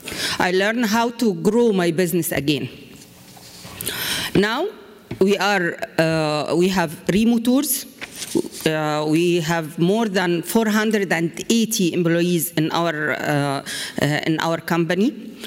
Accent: Egypt; from Egypt.

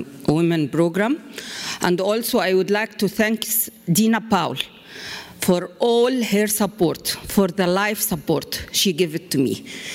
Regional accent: Egypt; from Egypt.

